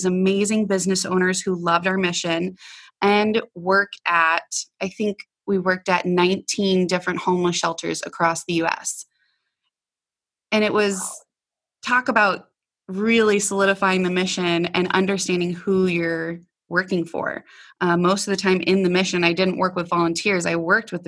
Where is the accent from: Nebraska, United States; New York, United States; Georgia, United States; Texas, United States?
Nebraska, United States; moved away as an adult; also born or lived in Colorado; I stopped back in my hometown of Nebraska